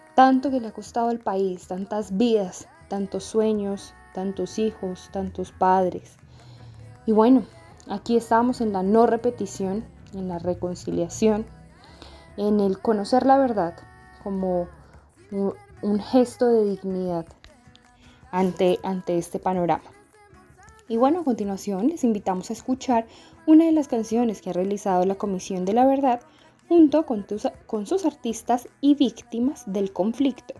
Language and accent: Spanish; Sumapaz, Cundinamarca, Colombia; se ha vivido la guerra en nuestro territorio sumapaseño